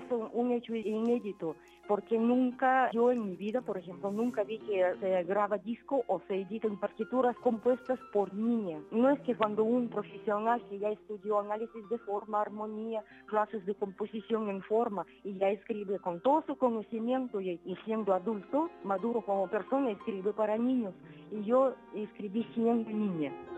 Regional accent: Siberia, Russia; Spanish is a second language; moved away; soy de Siberia

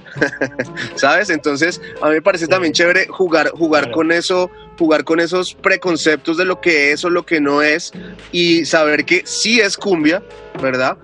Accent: Colombia; a nosotros en un primer momento como colombianos

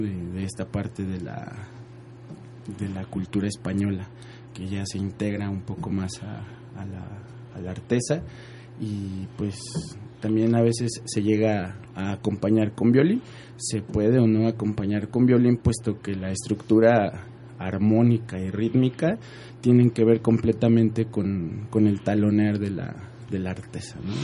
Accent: State of Mexico, Mexico; yo soy proveniente del Estado de México

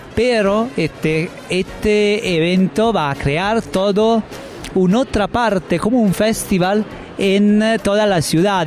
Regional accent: Bologna, Emilia-Romagna, Italy; Spanish is a second language; soy de Bolonia, me muevo solo en bici porque es tan pequeña

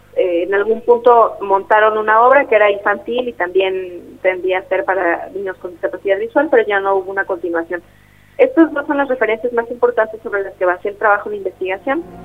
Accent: Oaxaca de Juárez, Oaxaca, Mexico; soy ah, originaria de Oaxaca, de Oaxaca de Juárez

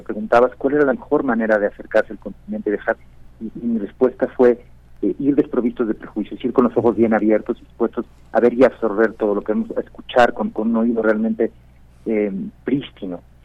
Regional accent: Mexico; como mexicano desde México

